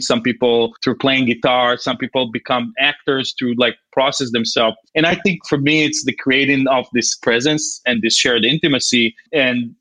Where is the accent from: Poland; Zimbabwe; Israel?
Israel; moved away; growing up in Israel